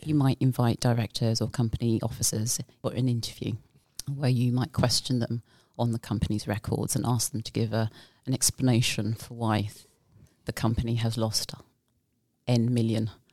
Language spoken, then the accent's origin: English; United Kingdom; moved away as an adult; now in Bermuda; I am originally from the UK